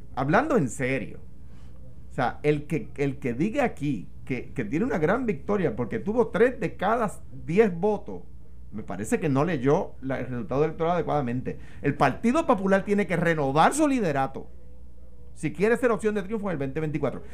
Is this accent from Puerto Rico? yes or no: yes; Puerto Rico; yo soy un puertorriqueño